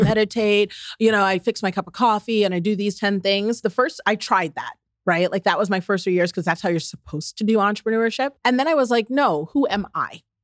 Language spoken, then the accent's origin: English; the South, United States; I'm from the South